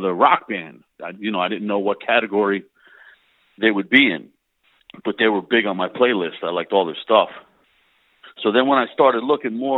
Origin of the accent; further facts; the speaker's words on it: Pennsylvania, United States; also born or lived in New Jersey; I was born in Jersey. Spent like my early like little kid years there. Then moved to Pennsylvania, like an hour away. But all the family was still back in Jersey. So between Pennsylvania and New Jersey, you know, for the rest of my years